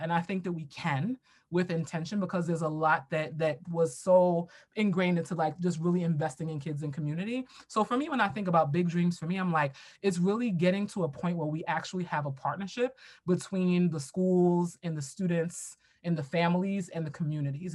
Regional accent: New York City, New York, United States; I grew up in Brooklyn, New York

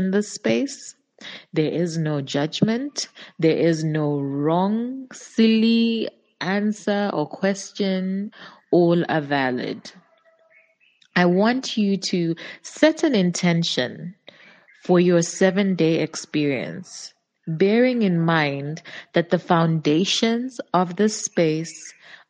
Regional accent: Zambia; I'm from Zambia

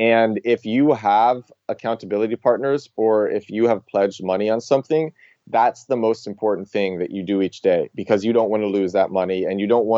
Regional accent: New York, United States; I'm from New York

